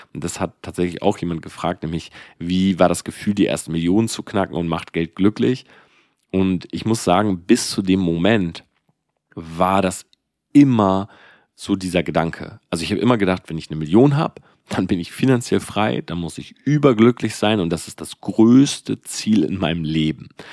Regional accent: Delmenhorst, Lower Saxony, Germany; ich komme aus Delmenhorst. Ja, also das ist halt so ein Dorf einfach.

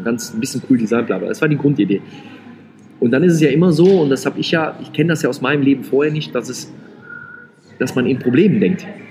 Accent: Rhineland, Germany; ich bin ja Rheinländer

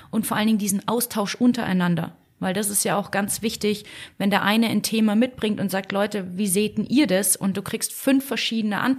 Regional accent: Munich, Bavaria, Germany; born there; Ja, ich bin gebürtige Münchnerin.

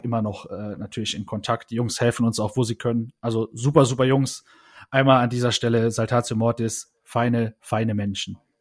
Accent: Saarland, Germany; wir waren vorher eigentlich so eine Jugendzentrum-Band äh, bei uns im Saarland

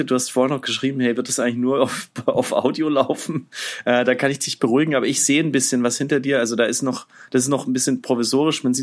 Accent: Karlsruhe, Baden-Württemberg, Germany; accent: Badisch; moved away as an adult; also born or lived in Miami; now in Texas, United States; Äh, ich bin in Karlsruhe aufgewachsen.

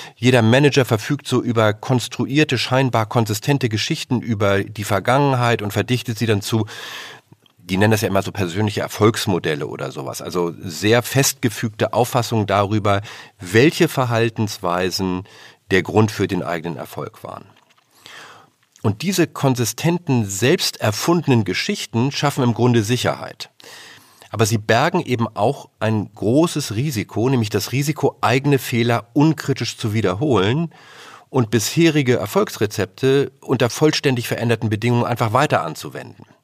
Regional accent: Germany; als Deutsche

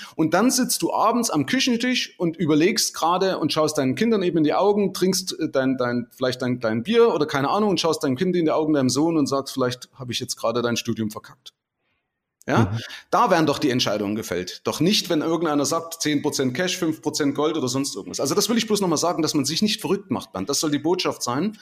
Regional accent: Germany; als Deutscher

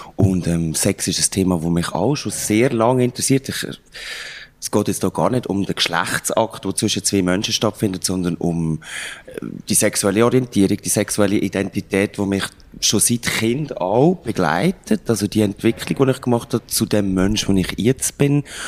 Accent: Lucerne, Switzerland; mich als Luzerner

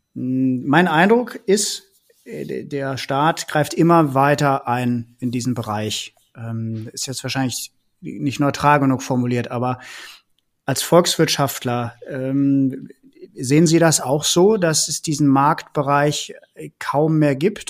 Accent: Bergisch Gladbach, North Rhine-Westphalia, Germany; also born or lived in Cologne; Ich bin ja selber in Bergisch Gladbach groß geworden und habe dann in Köln studiert

